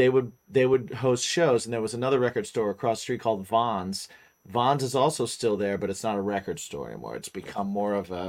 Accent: West Lafayette, Indiana, United States; I grew up in Indiana

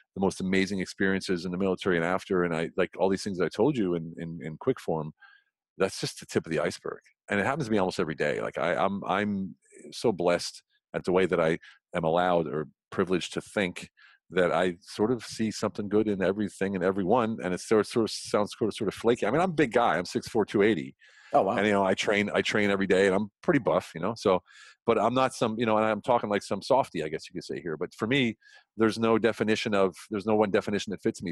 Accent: Central Pennsylvania, United States; moved away as an adult; now in Europe; I grew up in Pennsylvania, you know what I call Pennsylvania, Central mm-hmm. Pennsylvania

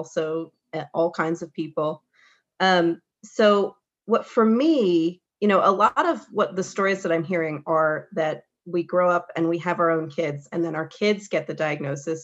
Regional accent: Michigan, United States; moved away as an adult; also born or lived in New York City; I grew up in the Midwest, in mid-Michigan, you know, very small town

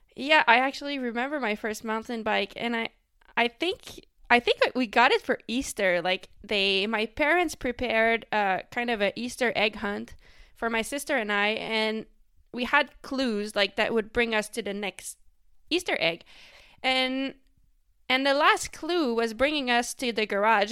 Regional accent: Quebec, Canada; first language French; English is a second language; I raced mostly in the province of Quebec, which is where I'm from. Um, and that's, like, the French-speaking part of Canada. So, my first language is actually French

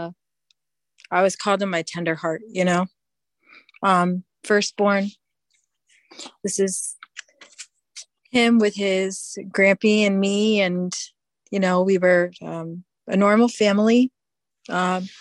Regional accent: Connecticut, United States; moved away as an adult; also born or lived in Utah; now in Minnesota, United States; we're from Connecticut originally.

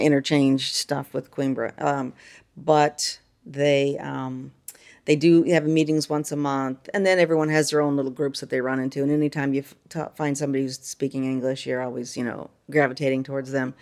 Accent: North Carolina, United States; moved away as an adult; now in Figueira da Foz, Portugal; we're from North Carolina

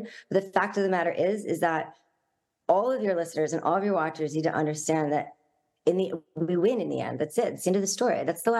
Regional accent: United States; moved away as an adult; now in Tel Aviv, Israel; I'm so American

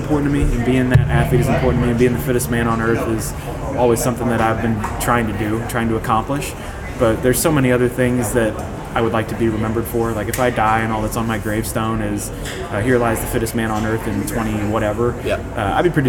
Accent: Ohio, United States; Ohio is a state that I grew up in the United States

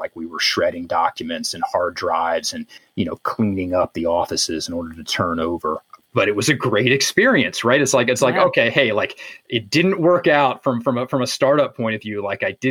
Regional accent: Virginia, United States; moved away as an adult; I grew up in Virginia

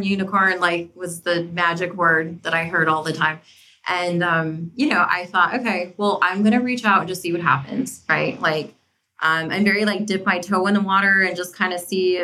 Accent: New Mexico, United States; moved away as an adult; also born or lived in New York City; now in Washington, D.C., United States; I'm actually from New Mexico originally and was raised there

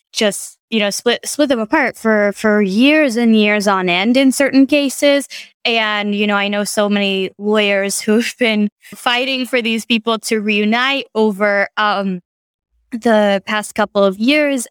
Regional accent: United States; moved away; I'm a American journalist

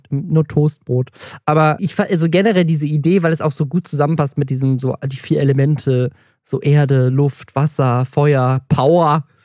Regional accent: Southern Germany, Germany; Wenn ich, ich komme auch, auch aus dem Süden, ich muss dazu stimmen.

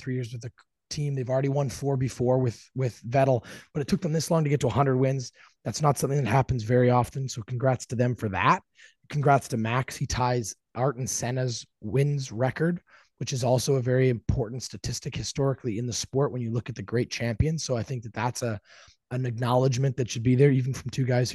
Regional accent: Canada; We are two Canadian F1 fans

